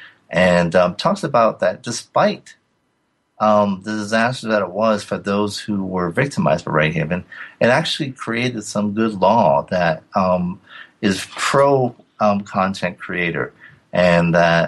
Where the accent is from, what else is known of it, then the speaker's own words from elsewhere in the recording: Providence, Rhode Island, United States; it's my hometown